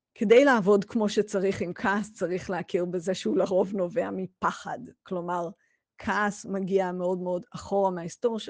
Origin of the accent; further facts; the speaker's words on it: Israel; בתור ישראלים